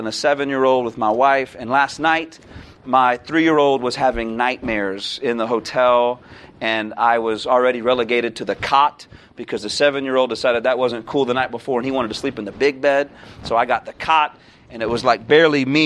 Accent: Naples, Florida, United States; now in Youngstown, United States; I'm from Naples, Florida

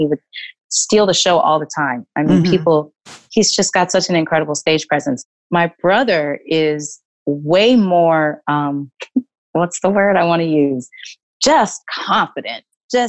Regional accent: Texas, United States; and then growing up in Texas, I experienced some things that the other girls weren't experiencing.

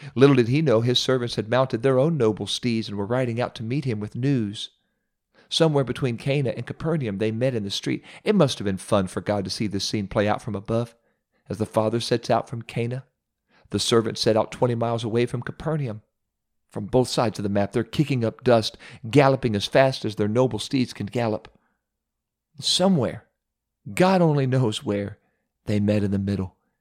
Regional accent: Ohio, United States; my home state of Ohio

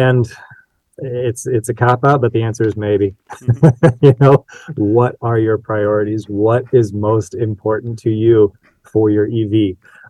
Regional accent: South Bend, Indiana, United States; I grew up in the South Bend area where Tire Rack's located

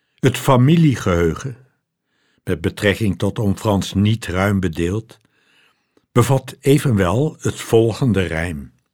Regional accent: Loosdrecht, North Holland, Netherlands; Was er bij ons thuis een Duitsstalige vrouw die kort na de oorlog bij ons in Loosdrecht inwoonde

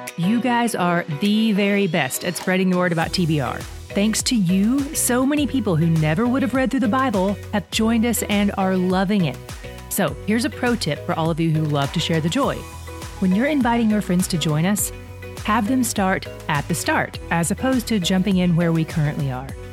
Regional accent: the South, United States; I grew up in the South

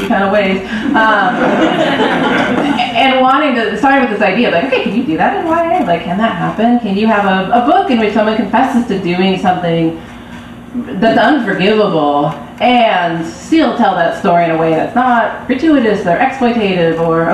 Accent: Berkeley, California, United States; I grew up in Berkeley

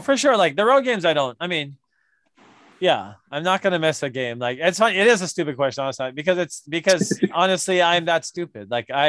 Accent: Hawaii, United States; I'm Hawaiian. I'm from Hawaii.

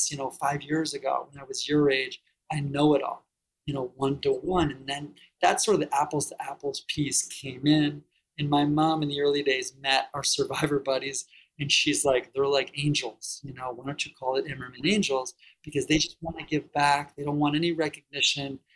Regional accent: Detroit, Michigan, United States; I'm from Detroit area originally.

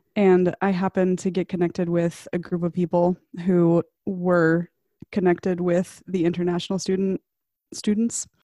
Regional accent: Arkansas, United States; I grew up in Arkansas

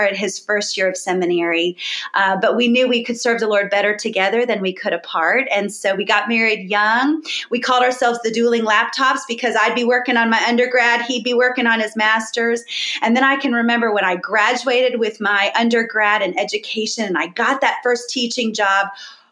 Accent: Boca Raton, Florida, United States; So I was born in Florida, Boca Raton, Florida, very South Florida

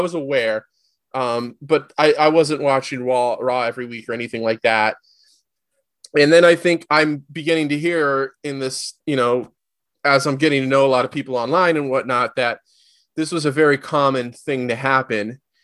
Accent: Southern California, United States; I was born and raised in Southern California

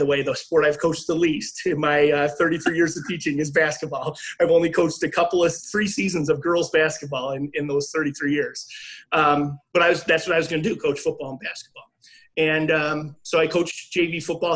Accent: Niagara Falls, New York, United States; moved away as an adult; also born or lived in River Forest, Illinois; I grew up in Niagara Falls, New York

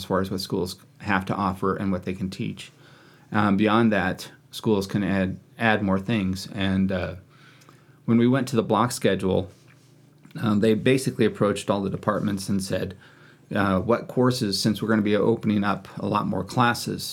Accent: Kansas, United States; moved away as an adult; also born or lived in Wichita, Kansas; now in Lewiston, United States; being born and raised in Kansas

